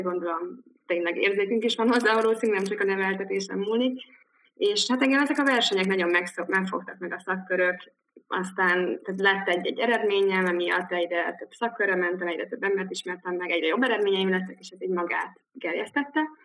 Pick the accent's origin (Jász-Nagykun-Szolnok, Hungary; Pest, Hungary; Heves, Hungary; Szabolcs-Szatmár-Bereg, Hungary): Pest, Hungary; Dunakeszi; moved away as an adult; also born or lived in Cambridge, United Kingdom / Liverpool, United Kingdom; Dunakeszin nőttem fel, ott éltem gimi végéig